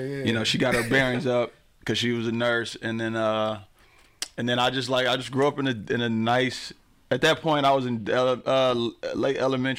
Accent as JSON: {"language": "English", "town": "Pontiac", "region": "Michigan", "country": "United States", "tie": "born or raised there", "said": "I grew up in Pontiac."}